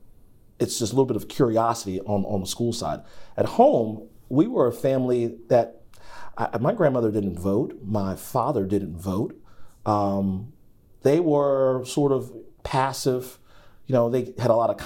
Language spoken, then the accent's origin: English; York County, Virginia, United States; also born or lived in Long Island, New York; now in Richmond, United States; Growing up in York County, you know, you got Williamsburg and William & Mary